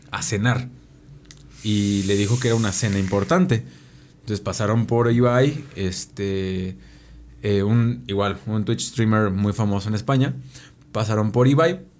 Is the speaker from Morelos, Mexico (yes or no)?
yes; Cuautla, Morelos, Mexico; Aquí famoso en Cuautla, güey. famoso en mi pueblo.